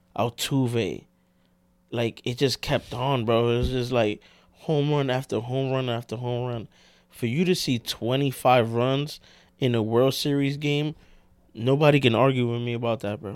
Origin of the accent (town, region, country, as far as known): New York City, New York, United States